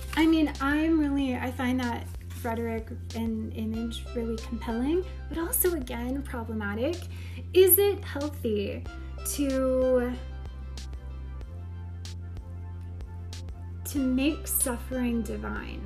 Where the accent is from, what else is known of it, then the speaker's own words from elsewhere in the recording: Oklahoma, United States; accent: Southern; I am from Oklahoma.